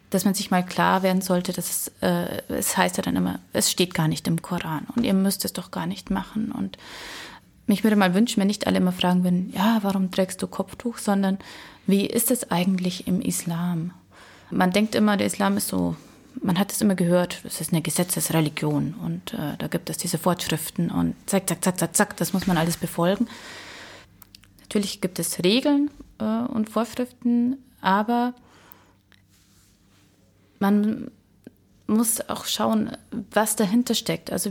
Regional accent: Germany; Und ich sage, äh, nein, ich bin äh, Deutsche.

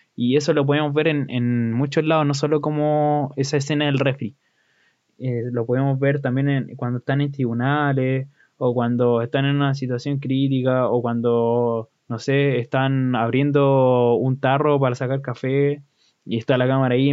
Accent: Chile

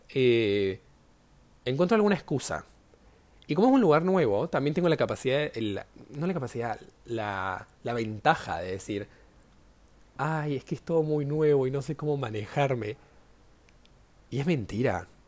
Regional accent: Córdoba, Argentina; now in Buenos Aires, Argentina; Ahora estoy viviendo en Buenos Aires, pero yo soy de Córdoba diría, ¿no?

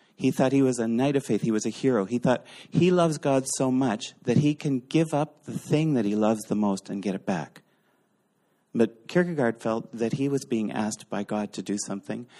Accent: Eastern Canada, Canada; We're Canadians. We're from Eastern Canada

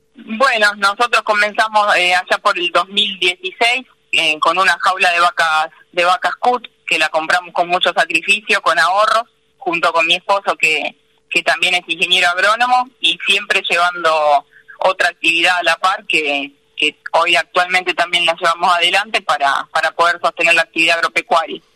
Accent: Paso del Rey, Buenos Aires Province, Argentina; born or raised there; also born or lived in Marcos Paz

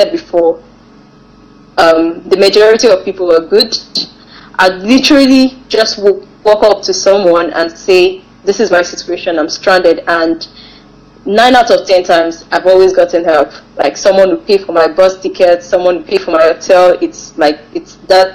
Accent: Nigeria; traveling as a Nigerian

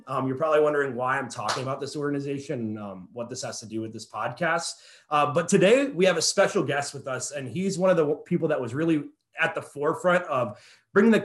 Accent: Boone, North Carolina, United States; now in Houston, United States; my hometown, Boone, North Carolina

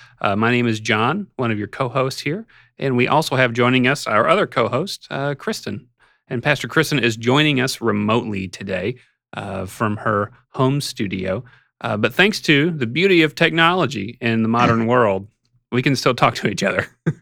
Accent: Arkansas, United States; I grew up in Arkansas

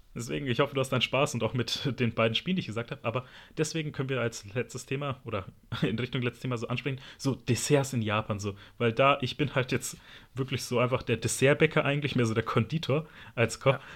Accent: Berlin, Germany; als Berliner, da haben wir halt eine große Streetfood-Kultur

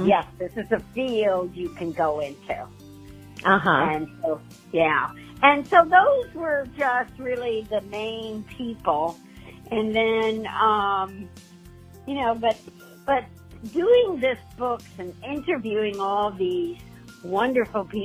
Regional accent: outside of New York City, United States; now in San Diego, United States; I grew up outside of New York City, so my parents would bring us into New York

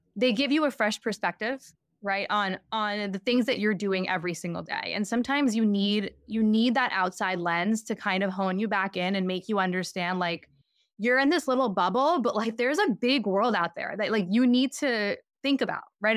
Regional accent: New York, United States; I grew up in New York

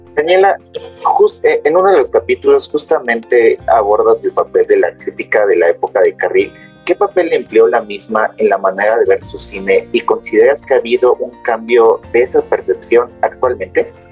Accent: Mexico; en mi país, que es México

